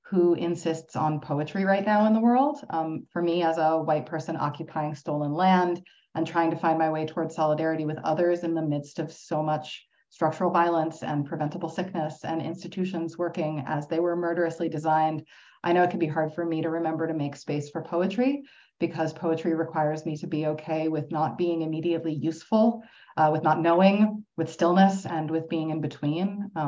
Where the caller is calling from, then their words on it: Toronto, Ontario, Canada; Uh, as Siân said, I'm joining you from Toronto.